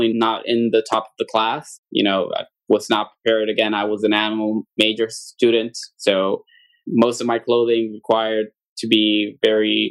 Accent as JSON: {"language": "English", "town": "Aguadilla", "country": "Puerto Rico", "tie": "born or raised there", "also_born_or_lived": "Mayagüez, Puerto Rico", "said": "I am born and raised in Puerto Rico. I am from the west side of the island, a town called Aguadilla"}